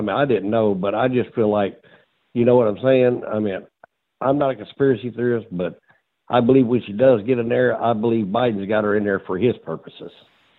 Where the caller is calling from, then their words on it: Illinois, United States; I'm calling from Illinois.